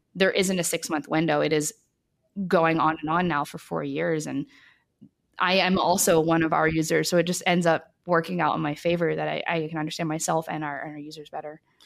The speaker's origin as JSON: {"language": "English", "town": "New Orleans", "region": "Louisiana", "country": "United States", "tie": "born or raised there", "moved": "yes", "said": "I grew up in New Orleans"}